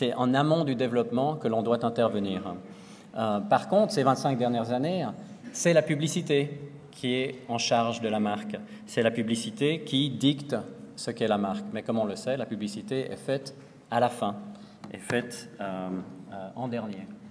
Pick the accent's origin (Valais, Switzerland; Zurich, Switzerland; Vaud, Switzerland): Vaud, Switzerland; Lausanne; moved away; à Lausanne, dans ma ville natale